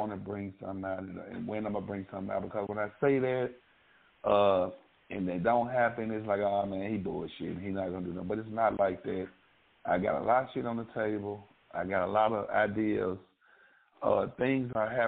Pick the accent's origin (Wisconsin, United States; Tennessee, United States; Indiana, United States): Tennessee, United States; Memphis; I was from Frasier.